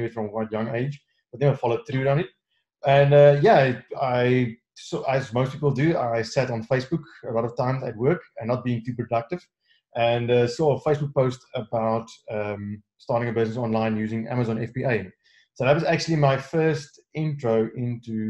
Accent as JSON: {"language": "English", "country": "South Africa", "said": "I'm from South Africa"}